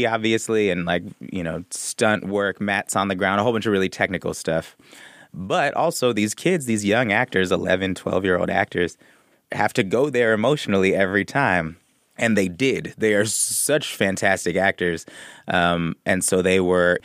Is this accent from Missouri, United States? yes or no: no; Oakland, California, United States; I'm from the Bay Area. I used to go see puppet shows at Fairyland